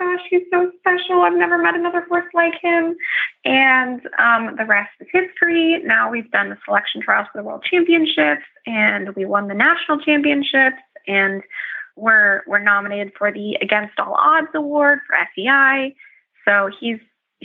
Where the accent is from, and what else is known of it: California, United States